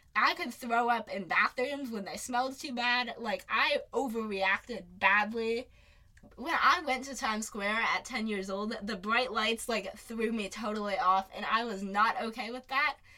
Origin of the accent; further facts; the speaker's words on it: Phoenix, Arizona, United States; also born or lived in Ann Arbor, Michigan; I was born in Ann Arbor, Michigan, and we moved to Phoenix when I was less than a year old